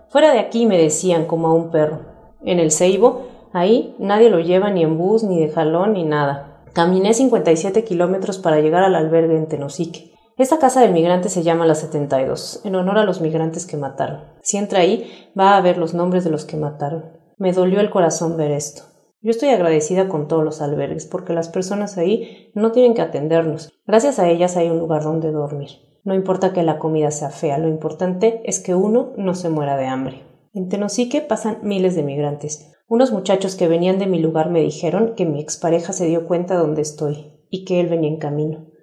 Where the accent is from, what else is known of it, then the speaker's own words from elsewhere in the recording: Honduras; moved away as an adult; mejor me fui de Honduras. Iba a traer a mis hijos más pequeños, pero no podía sacarlos del país.